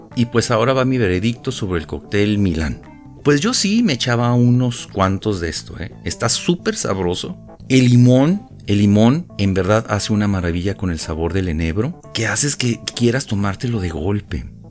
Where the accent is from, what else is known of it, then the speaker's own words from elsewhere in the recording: Ciudad Juárez, Chihuahua, Mexico; cuando era niño, allá en Ciudad Juárez